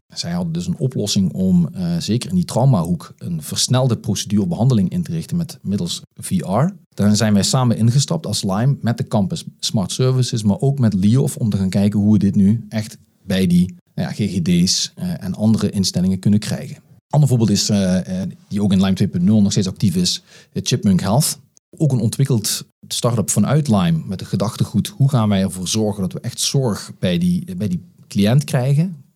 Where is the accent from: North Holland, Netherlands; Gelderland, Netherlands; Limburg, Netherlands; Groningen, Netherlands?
Limburg, Netherlands; Geleen; moved away as an adult; also born or lived in The Hague; Ik ben eh, geboren en getogen uh, eh, Geledenaar.